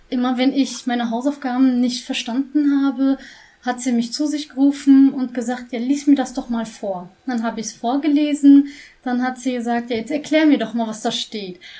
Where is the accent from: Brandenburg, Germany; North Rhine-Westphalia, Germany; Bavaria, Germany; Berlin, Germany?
North Rhine-Westphalia, Germany; Schwelm; born there; ich bin in Schwelm geboren, bin ähm